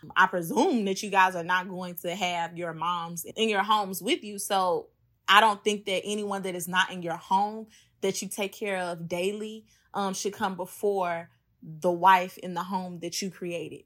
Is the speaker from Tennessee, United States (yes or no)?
yes; Memphis, Tennessee, United States; now in New Orleans, United States; I'm originally from Memphis, but I currently am living in New Orleans